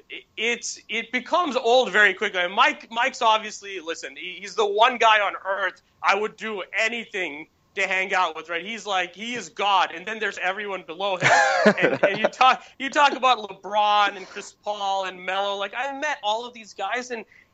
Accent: Bangalore, Karnataka, India; moved away; I'm just a kid from Bangalore

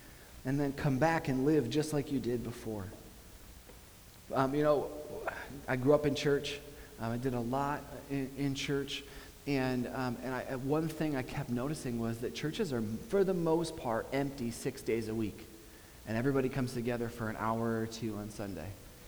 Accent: Buffalo, New York, United States; I'm from Buffalo, New York. My wife and I have been in Buffalo, New York for the past 10 years, nine years.

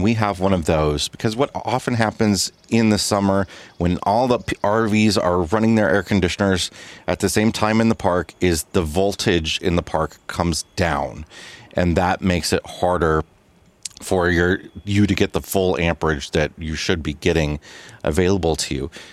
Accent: Midwest, United States; moved away as an adult; we thought we grew up in the Midwest

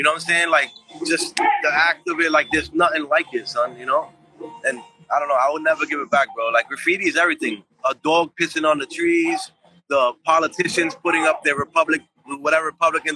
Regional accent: New York City, New York, United States; I grew up in Bushwick, when I ended up doing my, like, 13, I call it my 13-year bid in Bushwick

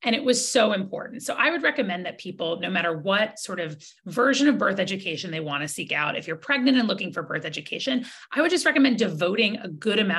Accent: Georgia, United States; as a kid growing up in Georgia with like abstinence only education

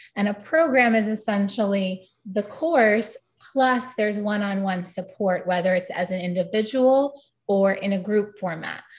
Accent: New York City, New York, United States; growing up in New York City

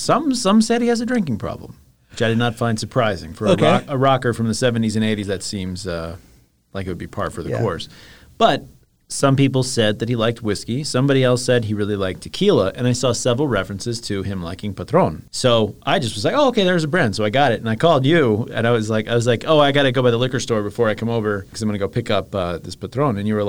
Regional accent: Iowa, United States; born there; I was born in Iowa.

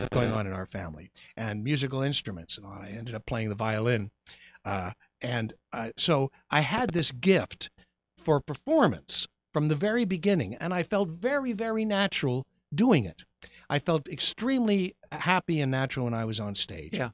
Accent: Goshen, Indiana, United States; I was born in Goshen, Indiana, uh, of Amish Irish ancestry

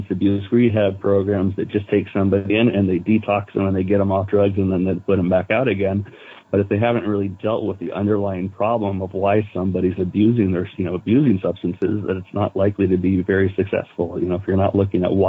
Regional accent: Green Gulch Farm, California, United States; born or raised there

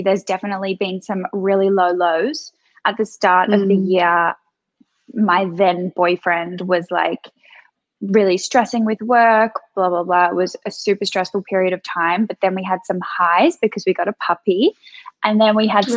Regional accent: Melbourne, Victoria, Australia; accent: Aussie; moved away as an adult; now in London, United Kingdom; I'm from Australia. I grew up in Melbourne and I moved to London when I was 21

